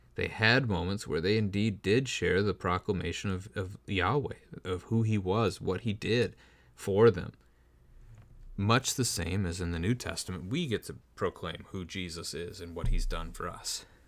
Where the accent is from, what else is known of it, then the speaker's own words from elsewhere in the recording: United States; as American Christians